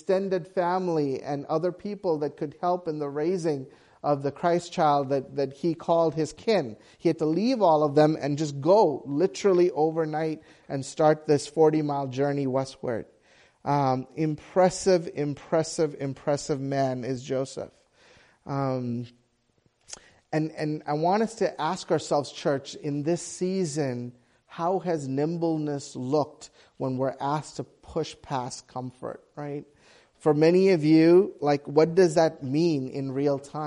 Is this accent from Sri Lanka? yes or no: yes; Sri Lanka; moved away; we grew up in Sri Lanka and there was a civil war, and we were part of the minority group.